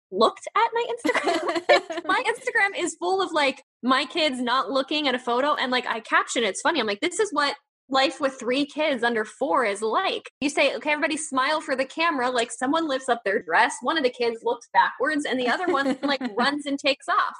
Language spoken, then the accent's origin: English; Northeast, United States; I'm from the Northeast